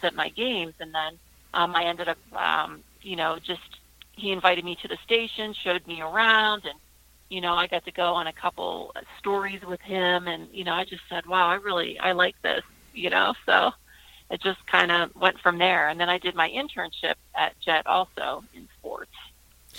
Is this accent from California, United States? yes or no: no; Uniontown, Pennsylvania, United States; moved away; also born or lived in Erie; Born and raised in Uniontown, and my entire family still lives there